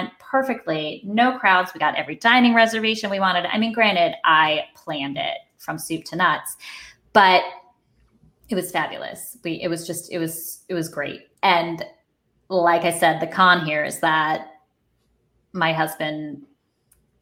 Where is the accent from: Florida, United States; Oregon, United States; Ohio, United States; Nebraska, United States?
Florida, United States; moved away; My husband and I grew up in Florida for part of our childhoods.